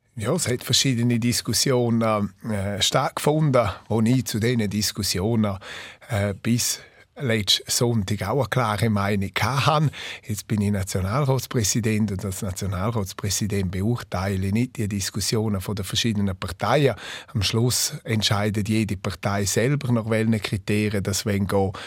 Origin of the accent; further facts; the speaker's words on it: Graubünden, Switzerland; first language Romansh; German is a second language; Das Rätoromanisch ist meine Muttersprache